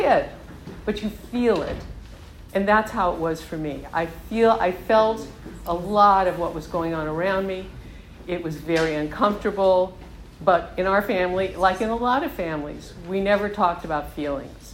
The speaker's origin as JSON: {"language": "English", "region": "Southern California", "country": "United States", "tie": "born or raised there", "said": "I grew up in Southern California"}